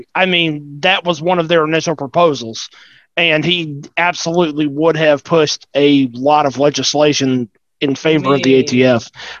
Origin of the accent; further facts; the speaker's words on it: the South, United States; I grew up in the South